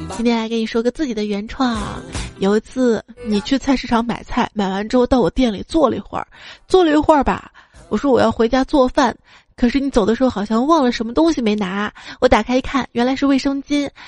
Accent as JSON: {"language": "Chinese", "region": "Northeast China", "country": "China", "said": "我们东北这边儿"}